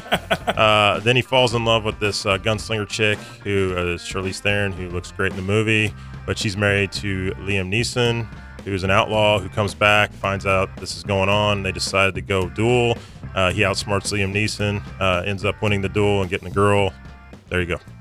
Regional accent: Springfield, Missouri, United States; I was born and raised in Springfield, Missouri, went to school there, high school, college, went to Missouri State

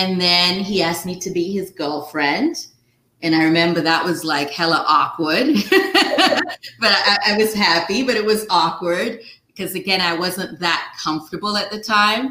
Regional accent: Nigeria; moved away as an adult; now in United States; I grew up in Nigeria

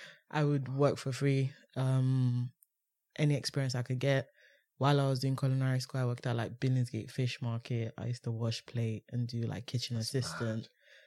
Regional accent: Nigeria; Watching Food Network in Nigeria.

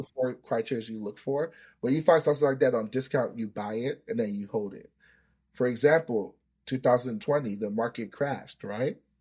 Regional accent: United States; first language Yoruba; English is a second language; also born or lived in Nigeria; I, I grew up in America. I've been here for twenty years, but my early years were in Nigeria. So I came here when I was seven years old

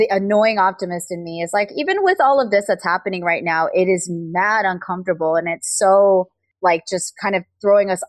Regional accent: United States; being Korean American

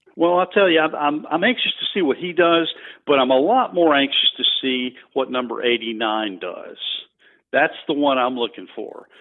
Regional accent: Greensboro, North Carolina, United States; moved away; also born or lived in D.C. metro area; I grew up in Greensboro, North Carolina

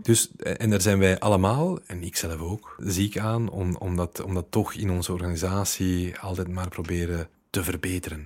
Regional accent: Leuven, Flanders, Belgium; ik ben van Leuven

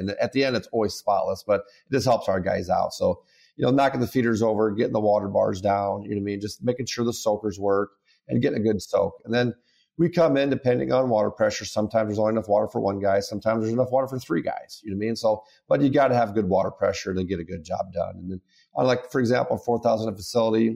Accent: Carroll, Iowa, United States; I'm from Carroll, Iowa.

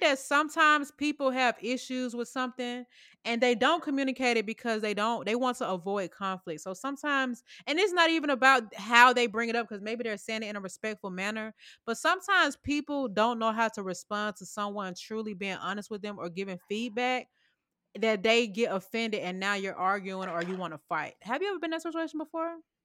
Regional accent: Sandy Springs, Georgia, United States; I know my hood, baby. Sandy Springs, stand up

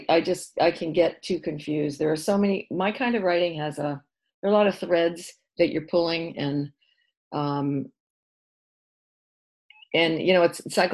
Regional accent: Marblehead, Massachusetts, United States; moved away as an adult; also born or lived in Chicago / New York City / Los Angeles; I was raised in Marblehead

